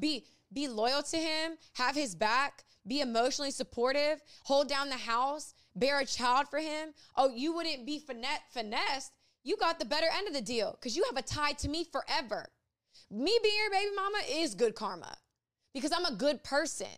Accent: Ocean Springs, Mississippi, United States; I was raised in Ocean Springs, Mississippi

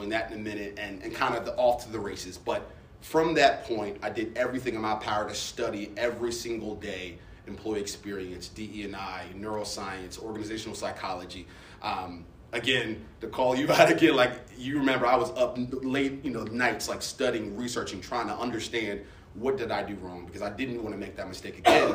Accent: Baltimore, Maryland, United States; I'm originally from Baltimore

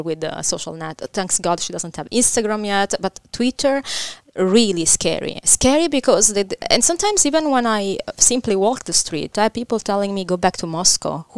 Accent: Caserta, Campania, Italy; English is a second language; moved away as an adult; I grew up in Caserta, nearby Naples.

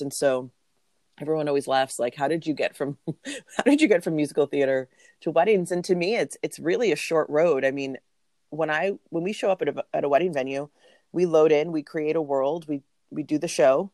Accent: New York City, New York, United States; moved away; I'm from New York City originally.

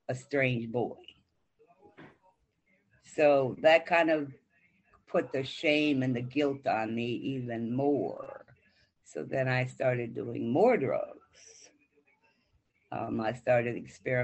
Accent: Wayne, Michigan, United States; I grew up in Michigan in the city of Wayne

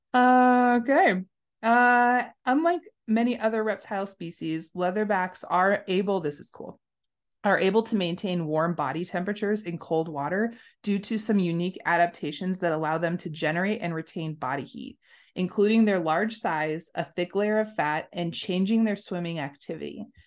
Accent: United States; We're American

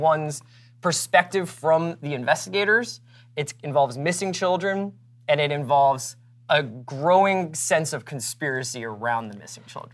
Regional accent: Philadelphia, Pennsylvania, United States; I grew up in Philadelphia

